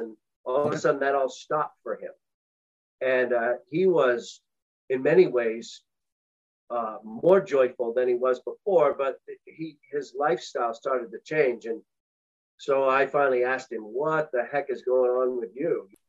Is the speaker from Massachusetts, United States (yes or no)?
yes; a town south of Boston, Massachusetts, United States; I grew up in the Episcopal Church in a town south of Boston